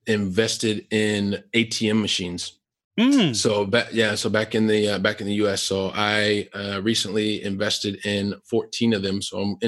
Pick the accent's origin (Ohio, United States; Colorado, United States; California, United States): Ohio, United States; Columbus; And so I'm from Columbus, Ohio, right? Super continental, like really, really hot, really, really cold, snowy and all that stuff.